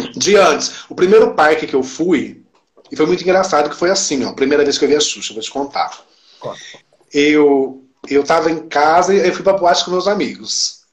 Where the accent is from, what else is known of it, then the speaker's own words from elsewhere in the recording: Campinas, São Paulo, Brazil; eu sou de Campinas